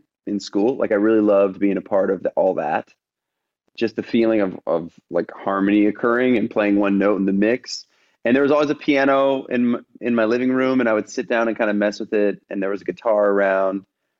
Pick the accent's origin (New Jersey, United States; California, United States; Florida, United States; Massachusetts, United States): California, United States; Los Angeles; born there; Yeah. So I was born in Los Angeles. Mom and dad were both songwriters. So I kind of grew up around that.